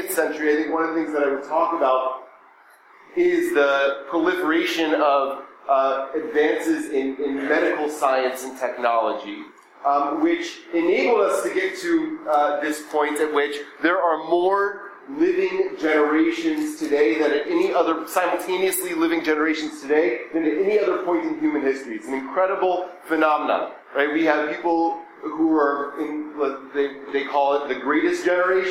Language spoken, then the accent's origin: English; Atlanta, Georgia, United States; So I was born in 1983. I grew up going to an Orthodox Jewish day school in Atlanta called the Greenfield Hebrew Academy.